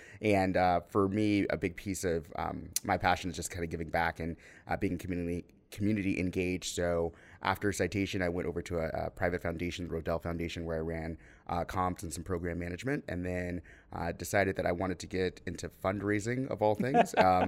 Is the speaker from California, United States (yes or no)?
no; Phoenix, Arizona, United States; So I'm an Arizona native, as Mike just said. So I grew up here in Phoenix, went to high school downtown, actually, with Mike, but we did not know each other, which is so weird to me.